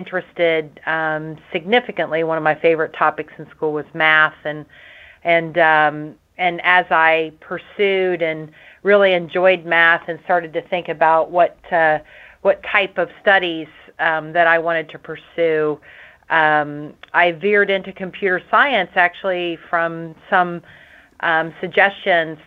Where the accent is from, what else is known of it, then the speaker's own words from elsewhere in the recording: Nelsonville, Ohio, United States; early days growing up in Nelsonville, Ohio.